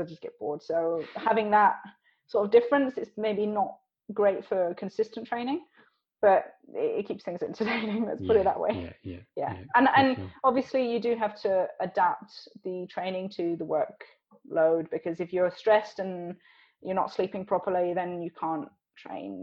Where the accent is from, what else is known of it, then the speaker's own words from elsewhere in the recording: Switzerland; I grew up in Switzerland, but my mum and dad are British